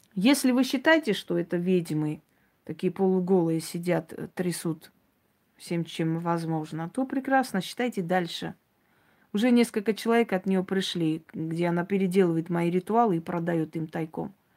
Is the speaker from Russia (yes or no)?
no; Armenia; я армянка